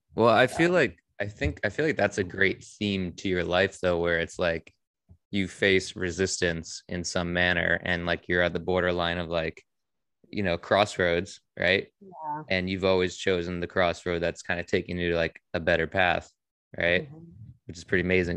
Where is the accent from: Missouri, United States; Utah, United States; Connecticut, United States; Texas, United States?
Connecticut, United States; Monroe; also born or lived in Bridgeport, Connecticut; I was born in Bridgeport, um, and I lived in Monroe um, my whole life.